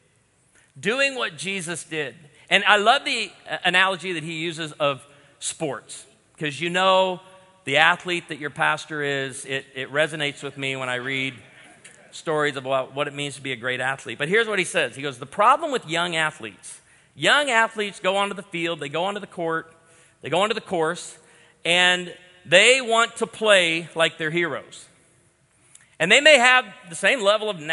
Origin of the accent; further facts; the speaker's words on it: outside of Chicago, Illinois, United States; I grew up outside of Chicago